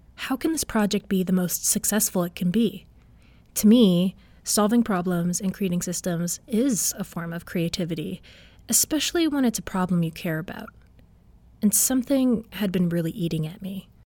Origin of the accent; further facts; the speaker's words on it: Markham, Ontario, Canada; I grew up in Markham